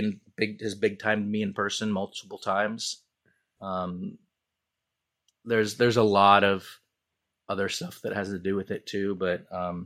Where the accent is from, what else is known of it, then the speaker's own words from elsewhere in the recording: Seattle, Washington, United States; born and raised in Seattle, in the city limits